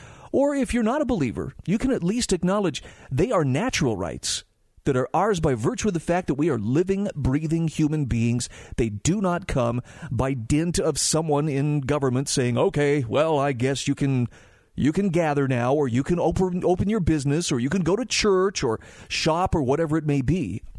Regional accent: United States; born there; Yeah, man, I was born in America. I'm always going to be free.

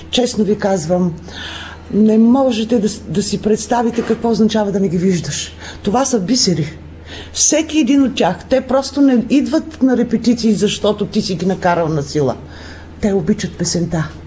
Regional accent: Bulgaria; До ние също отбелязваме този празник, защото сме българи.

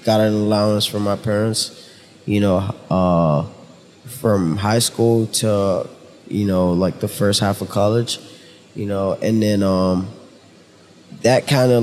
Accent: Nigeria; now in United States; Originally from Nigeria

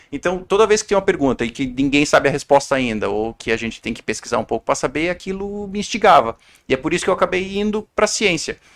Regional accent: Balneário Camboriú, Santa Catarina, Brazil; also born or lived in Curitiba / Blumenau; Eu sou do sul do Brasil, sou lá de. Eu nasci em Curitiba, mas cresci em Camboriú, em Balneário Camboriú, e fiz a minha faculdade em Blumenau, ali na FURB.

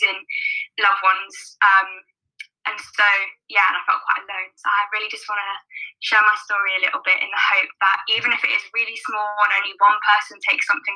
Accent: London, United Kingdom; also born or lived in Liverpool; I am born and raised in South London

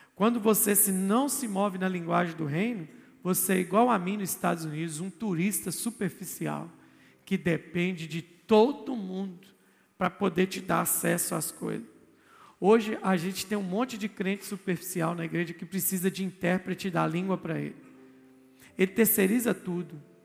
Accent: Brazil; eu sou brasileiro

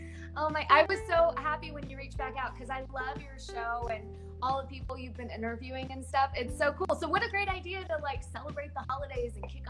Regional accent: North Carolina, United States; I grew up in North Carolina, so we never had snow on Christmas.

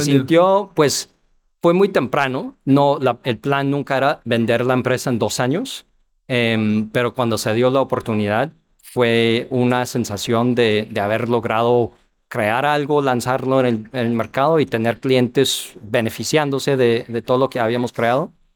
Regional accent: Ohio, United States; Spanish is a second language; moved away as an adult; also born or lived in New York / Chile / Argentina / New York City; now in Mexico; yo soy americano, nacido en Nueva York, crecí en Ohio

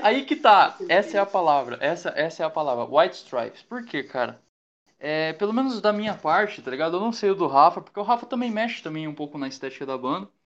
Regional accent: Mogi das Cruzes, São Paulo, Brazil; a gente é de Mogi das Cruzes

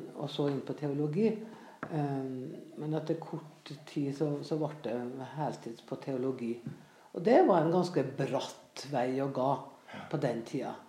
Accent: Frei, Møre og Romsdal, Norway; jeg vokste opp på Frei på Nordmøre

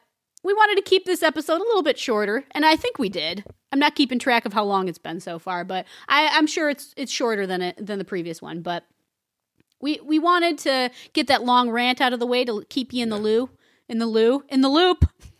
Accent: Chicago, Illinois, United States; I'm from Chicago, and I hate the place. You know, I hate the people here.

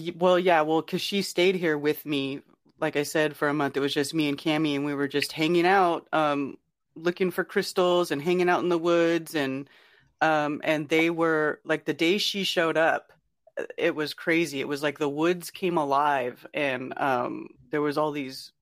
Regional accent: Northern California, United States; now in North Carolina, United States; I grew up in California, in Northern California, where Bigfoot got its name

